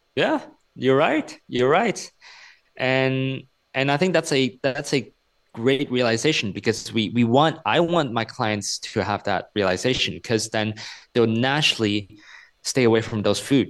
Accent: Hong Kong; moved away; also born or lived in United States; I'm a Chinese person. I grew up in Hong Kong, but I spent ten years in the U S.

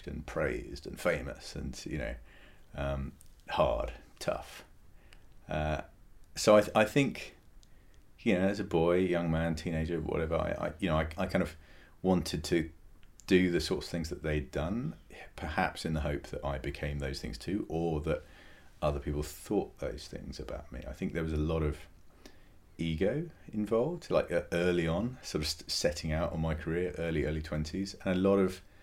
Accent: England, United Kingdom; I was born in England

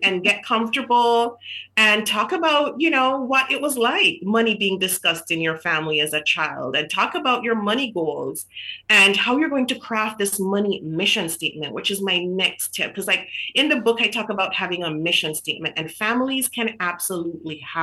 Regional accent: Jamaica; moved away as an adult; So I grew up in Jamaica. So I was born in Jamaica

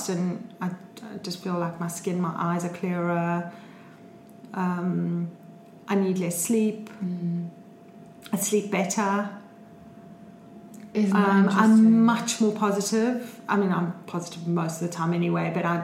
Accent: South Africa; I'm South African

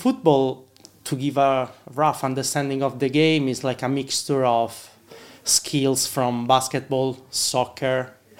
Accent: Rome, Lazio, Italy; moved away as an adult; now in Ireland; Yeah, I'm originally from Italy, from Rome, and I moved to Ireland like 4 years ago.

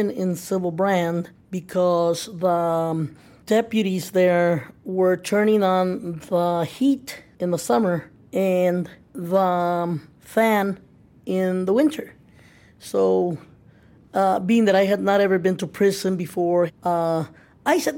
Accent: El Paso, Texas, United States; I'm originally from El Paso, Texas.

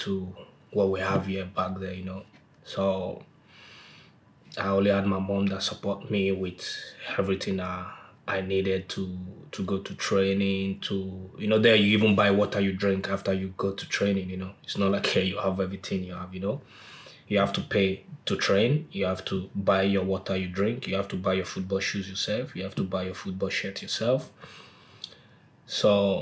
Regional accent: Lagos, Nigeria; moved away as an adult; also born or lived in Norway / Manchester; I was born and brought up in Ajegunle

